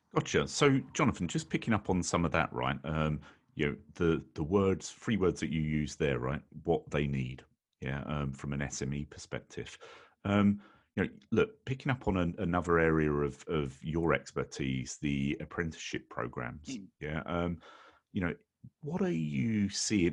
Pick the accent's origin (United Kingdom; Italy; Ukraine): United Kingdom; right here from my home country, the United Kingdom